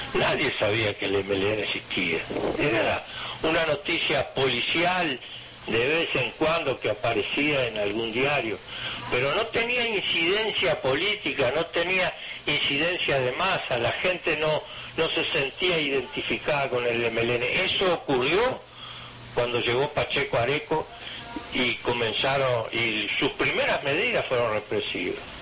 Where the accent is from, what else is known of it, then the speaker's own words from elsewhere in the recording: Minas, Lavalleja, Uruguay; que nací allá en Mina